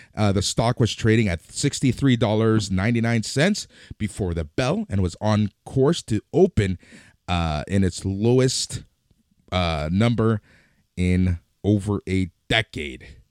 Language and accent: English; Canada; we're Canadian, we're based in Canada